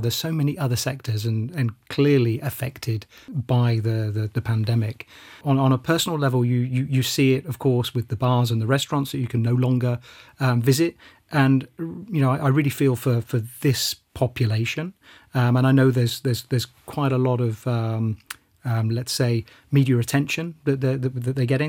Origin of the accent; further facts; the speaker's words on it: United Kingdom; moved away as an adult; now in Luxembourg; being a Brit